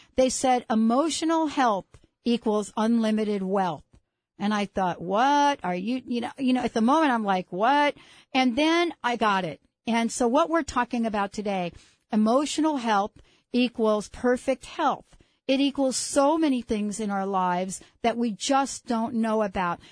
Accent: New York City, New York, United States; And I grew up in the Bronx. I grew up in what, what is known as the projects of the Bronx

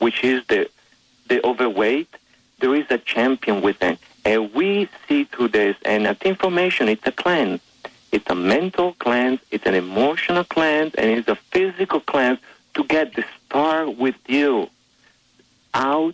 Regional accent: Italy; moved away as an adult; now in United States; I was born in Italy

